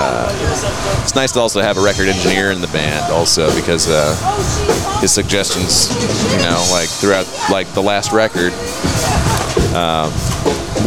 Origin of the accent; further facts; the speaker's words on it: Fort Worth, Texas, United States; moved away as an adult; also born or lived in Denton; now in Dallas, United States; I was born and raised in Fort Worth